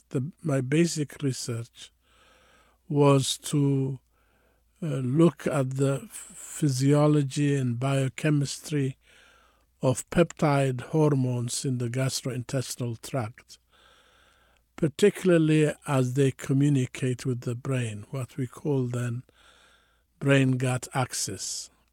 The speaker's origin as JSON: {"language": "English", "country": "Eritrea", "tie": "born or raised there", "also_born_or_lived": "Addis Ababa, Ethiopia / Canada", "moved": "as an adult", "lives_now": "San Francisco, United States", "said": "I was born in Eritrea, and then, uh, I, I went to high school and college in Ethiopia, in Addis Ababa"}